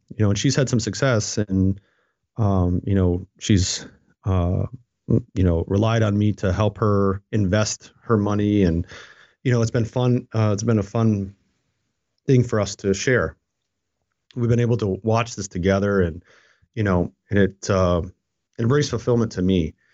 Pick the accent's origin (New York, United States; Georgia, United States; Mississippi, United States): New York, United States; upstate; now in Fredericksburg, United States; I grew up in a very, very small town, and it was a mill town